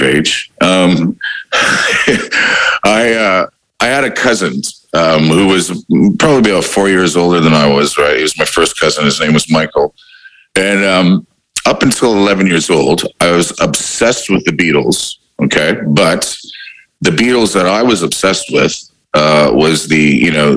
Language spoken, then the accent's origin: English; Windsor, Ontario, Canada; now in Australia; growing up in Windsor